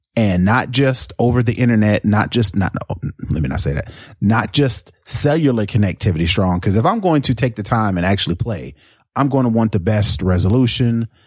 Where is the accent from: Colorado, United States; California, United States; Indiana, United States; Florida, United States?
Indiana, United States; Indianapolis; moved away; Indianapolis, uh, was my hometown